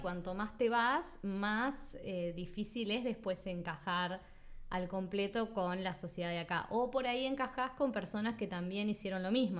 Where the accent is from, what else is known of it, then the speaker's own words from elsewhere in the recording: Uruguay; also born or lived in Sweden / Australia / Spain; yo soy uruguaya y lo voy a seguir siendo siempre